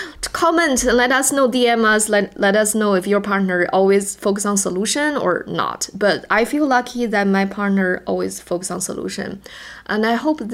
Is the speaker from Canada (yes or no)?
no; China; first language Chinese; English is a second language; moved away; my first language is not English. I am Chinese. My native language is Chinese